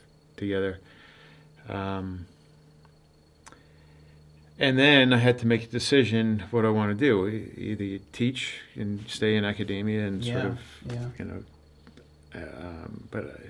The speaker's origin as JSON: {"language": "English", "area": "Long Island", "region": "New York", "country": "United States", "moved": "as an adult", "lives_now": "Los Angeles, United States", "said": "I'm from Long Island, New York"}